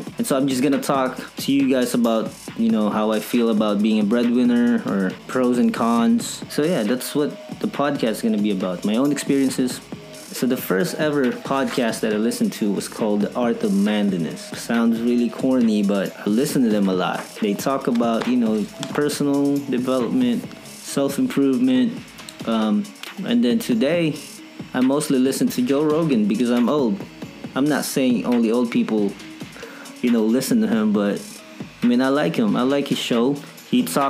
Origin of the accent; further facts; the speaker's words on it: Philippines; I'm from the Philippines, right? Filipino, full-blooded, proud Filipino